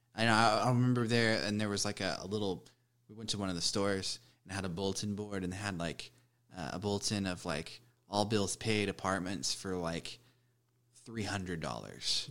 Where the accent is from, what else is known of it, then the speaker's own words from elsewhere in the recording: Denton, Texas, United States; moved away as an adult; now in Fort Worth, United States; I was born in Denton. I've lived in Fort Worth for about ten years.